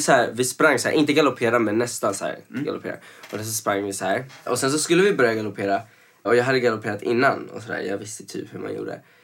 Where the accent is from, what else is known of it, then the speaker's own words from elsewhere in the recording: Venezuela; now in Sweden; när jag växte upp i Venezuela så var det, man hade ju uniformer alltså sen man var liten